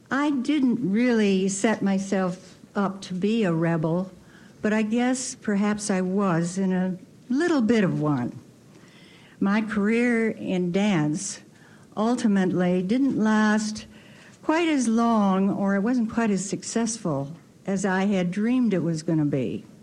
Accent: Grand Rapids, Michigan, United States; it eventually led for me to go back to my hometown, Grand Rapids, Michigan.

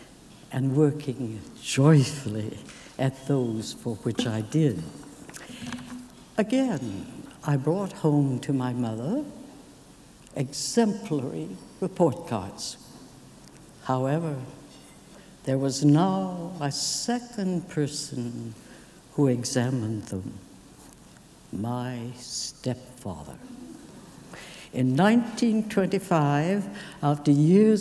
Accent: Saratoga, California, United States; also born or lived in Tokyo, Japan; to Saratoga Grammar School, I ventured, age 6

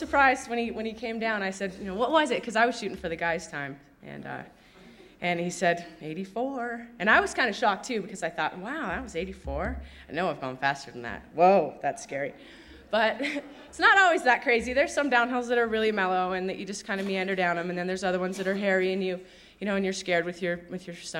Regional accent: Sun Valley, Idaho, United States; I grew up here in Sun Valley

